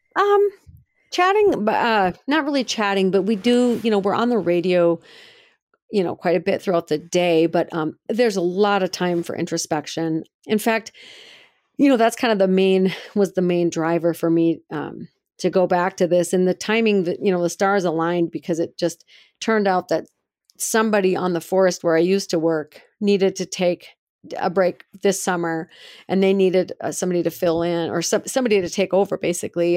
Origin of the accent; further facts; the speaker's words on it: Brainerd, Minnesota, United States; now in Missoula, United States; in Brainerd, Minnesota, which is my hometown